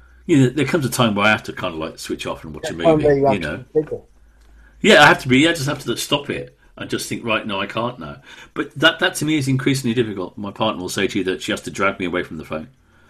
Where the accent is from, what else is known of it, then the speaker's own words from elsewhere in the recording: Wolverhampton, West Midlands, United Kingdom; accent: Brummie/Midlands; Well, I was brought up in Wolverhampton. But because of Mum and Dad's strong Welsh accent and speaking Welsh language at home, it kind of got rid of almost all, but not quite all, of the Brummie accents.